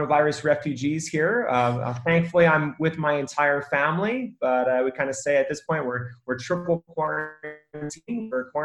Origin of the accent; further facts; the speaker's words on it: Philadelphia, Pennsylvania, United States; moved away as an adult; also born or lived in Colombia; I'm originally from Philadelphia